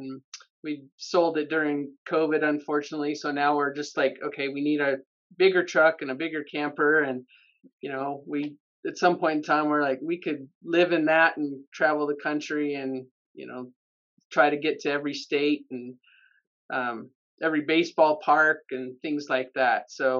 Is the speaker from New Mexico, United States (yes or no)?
yes; Los Alamos, New Mexico, United States; I grew up here in Los Alamos. It's a really small town.